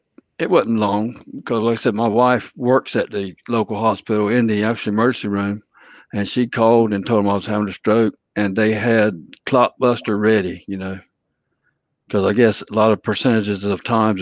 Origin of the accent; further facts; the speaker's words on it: North Carolina, United States; from North Carolina.